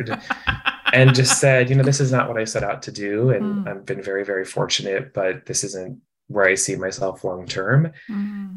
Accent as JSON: {"language": "English", "town": "Shawnee", "region": "Kansas", "country": "United States", "tie": "born or raised there", "also_born_or_lived": "Lawrence, Kansas / Boston", "moved": "as an adult", "said": "I grew up in Kansas City, suburbs of Kansas City. Yeah, Shawnee, kind of Overland Park area. Born in Lawrence, Kansas"}